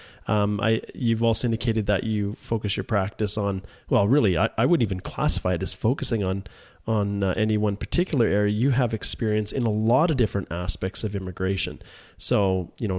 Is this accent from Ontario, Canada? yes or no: no; Alberta, Canada; also born or lived in Manitoba; I was from Alberta